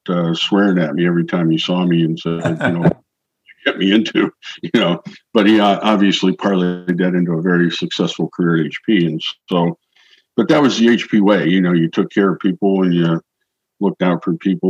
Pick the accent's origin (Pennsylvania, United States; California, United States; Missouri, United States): Pennsylvania, United States; moved away; also born or lived in Milwaukee, Wisconsin / Minnesota; my hometown area back in Pennsylvania